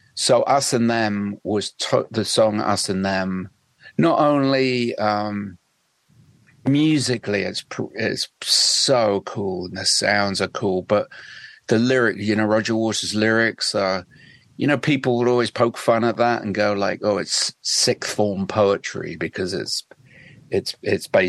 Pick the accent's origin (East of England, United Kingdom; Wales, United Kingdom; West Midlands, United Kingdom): East of England, United Kingdom; West Suffolk; moved away; also born or lived in London; I grew up in West Suffolk, which is it's kind of like the Wild West